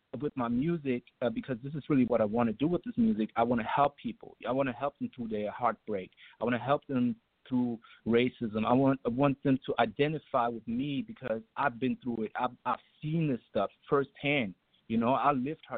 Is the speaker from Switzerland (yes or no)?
no; Germany; now in Atlanta, United States; I had to overcome a lot of racism myself growing up in Germany